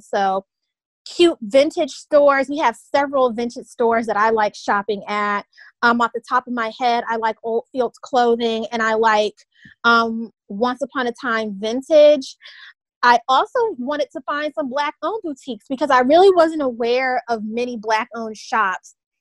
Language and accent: English; Tallahassee, Florida, United States; one of the best HBCUs in the land happens to be in my hometown